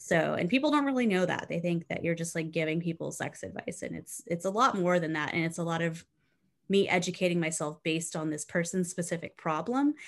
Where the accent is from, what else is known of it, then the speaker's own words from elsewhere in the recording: South Texas, United States; I grew up in South Texas